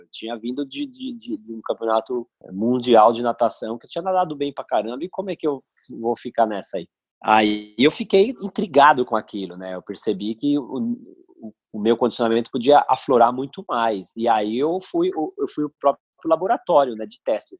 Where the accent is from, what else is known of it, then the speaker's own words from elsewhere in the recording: São Paulo, Brazil; sou daqui de São Paulo